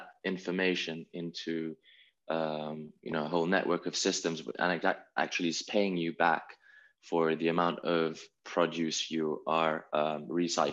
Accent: Italy; we come from Italy

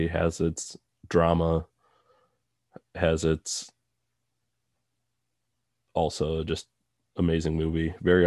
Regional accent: Midwest, United States; growing up in the Midwest

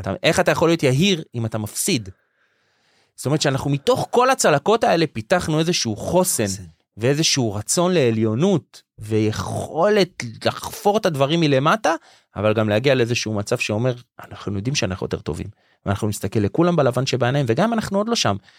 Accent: Jerusalem, Jerusalem District, Israel; גדלנו בירושלים של הפועל כאילו בתור ילדים

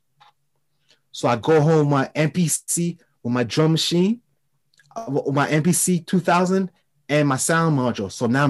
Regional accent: France; accent: French; English is a second language; I was, you know, with my French accent, you know, everybody in New York was like very intrigued because my approach to people, it was different.

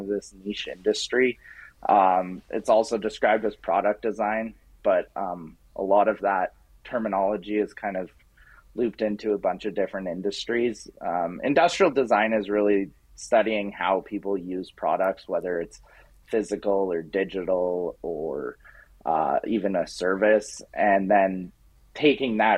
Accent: Canmore, Alberta, Canada; now in Edmonton, Canada; I grew up in Canmore, Alberta

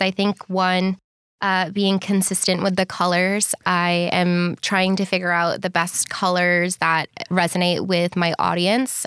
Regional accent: Boston, Massachusetts, United States; moved away as an adult; also born or lived in Bondi Beach, Australia; now in Sydney, Australia; I'm originally from Boston, Massachusetts. And I've been living in Bondi Beach, Australia for three and a half

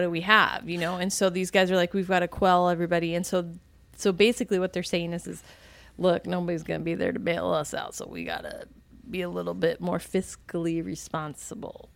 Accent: Virginia, United States; moved away; I was from Virginia

